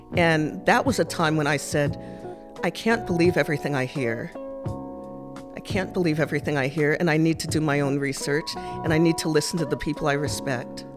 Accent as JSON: {"language": "English", "region": "Massachusetts", "country": "United States", "tie": "born or raised there", "also_born_or_lived": "Japan", "said": "I spent my childhood growing up in Massachusetts"}